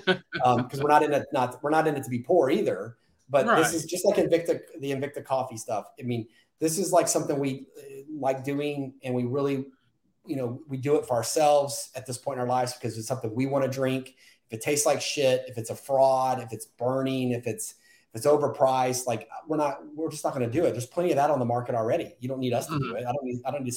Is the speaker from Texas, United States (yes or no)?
yes; Texas, United States; But I'm born and raised in Texas